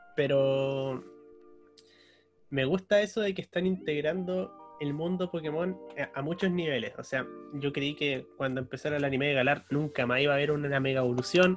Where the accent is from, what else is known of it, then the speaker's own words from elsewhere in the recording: Puerto Montt, Los Lagos, Chile; moved away; also born or lived in Valdivia; yo soy de Puerto Montt, estuve en Valdivia